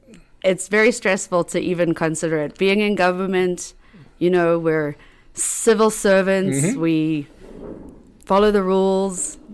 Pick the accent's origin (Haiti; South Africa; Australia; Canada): South Africa; first language English; moved away as an adult; also born or lived in Colorado, United States; now in United States; So I grew up in South Africa. That's why I have an accent.